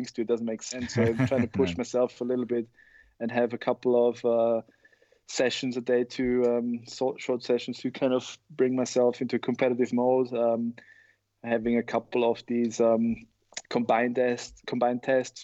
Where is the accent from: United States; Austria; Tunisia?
Austria; in Austria, we went more towards you know, soccer, football and basketball in my hometown